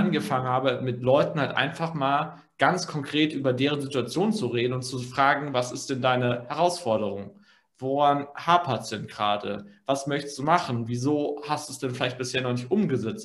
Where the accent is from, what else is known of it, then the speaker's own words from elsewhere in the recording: Germany; bei uns in Deutschland